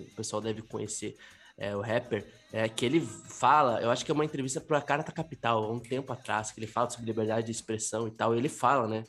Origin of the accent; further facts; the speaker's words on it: Brazil; como Brasil, como brasileiro